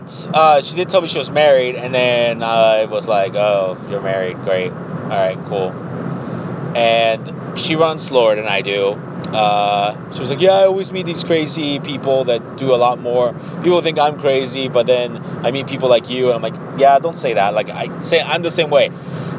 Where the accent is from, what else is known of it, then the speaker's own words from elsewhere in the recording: Columbus, Ohio, United States; I'm from Columbus.